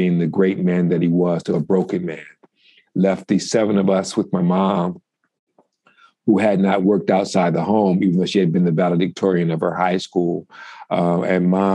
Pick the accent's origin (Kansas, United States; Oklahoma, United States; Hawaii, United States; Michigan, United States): Michigan, United States; Detroit; I'm from Detroit, Michigan.